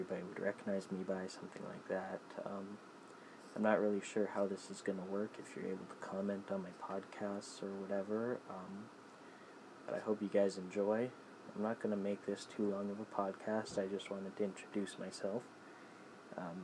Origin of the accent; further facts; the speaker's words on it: Canada; also born or lived in Saskatoon, Saskatchewan; I'm Canadian